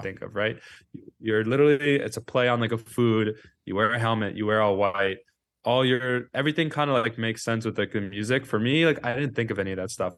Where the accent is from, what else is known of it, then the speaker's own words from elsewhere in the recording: New York City, New York, United States; I grew up on West End Avenue in Manhattan